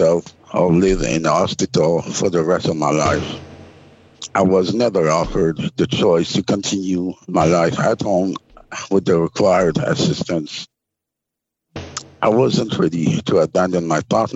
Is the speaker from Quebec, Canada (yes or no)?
yes; Quebec, Canada; I'm from Quebec